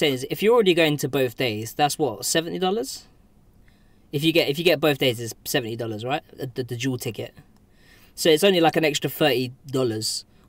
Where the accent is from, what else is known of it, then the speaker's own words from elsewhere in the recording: United Kingdom; being British